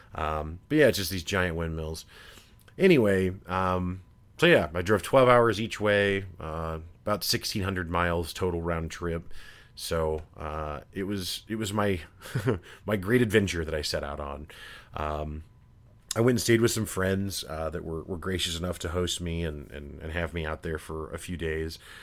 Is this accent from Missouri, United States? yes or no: yes; Missouri, United States; I'm from Missouri